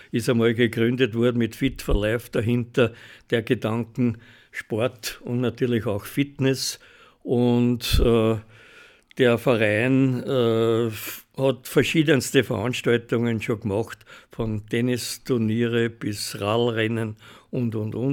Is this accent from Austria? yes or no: yes; Hollabrunn, Lower Austria, Austria; ich bin ein Urhollerbrunner, wenn du so nimmst, jetzt nicht mehr in Hollerbrunn wohnhaft, aber ich bin in Hollerbrunn aufgewachsen